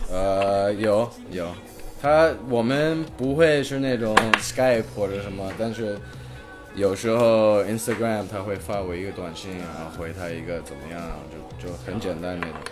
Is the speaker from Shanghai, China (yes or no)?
yes; Shanghai, China; also born or lived in Hong Kong / Beijing; 我是一个香港出生的英国的混水。 我妈是英国的，我爸是英国的，然后从小就住在中国，然后是一个职业滑手